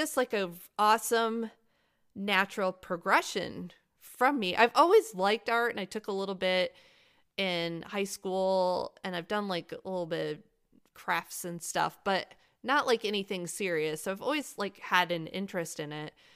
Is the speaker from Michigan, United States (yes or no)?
yes; Michigan, United States; now in North Carolina, United States; Michigan, I live in North Carolina now. Michigan's my home state